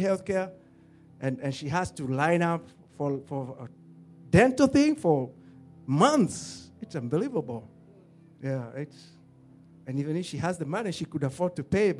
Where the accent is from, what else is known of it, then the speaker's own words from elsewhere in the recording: Kenya; now in United States; I love Kenya. It's the place of my birth. My parents are there, my siblings